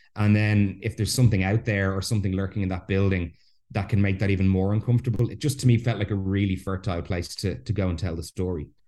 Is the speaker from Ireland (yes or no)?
yes; Ireland; I'm Irish. I was raised a Catholic